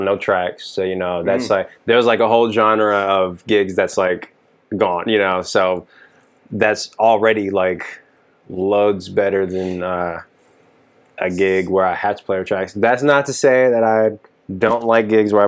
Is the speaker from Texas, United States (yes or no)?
yes; Dallas, Texas, United States; moved away as an adult; now in Los Angeles, United States; I am a Texan through and through, born and raised Dallas, Texas, 30 years, just recently relocated to Los Angeles